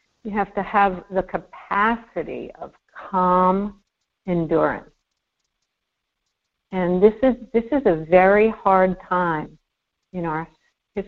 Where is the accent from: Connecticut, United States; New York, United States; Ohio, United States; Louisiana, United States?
New York, United States; New York City; I'm a New Yorker